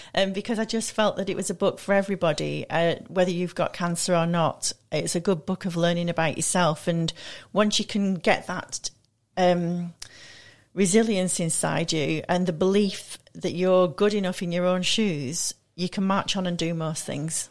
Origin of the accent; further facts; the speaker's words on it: Manchester, North West England, United Kingdom; moved away; also born or lived in London / Milan; I'm from Manchester originally